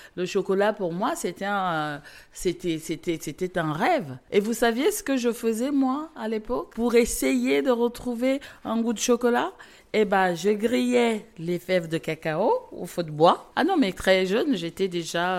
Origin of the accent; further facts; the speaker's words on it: South, Cameroon; moved away; moi, je suis née au Cameroun, région du sud du Cameroun.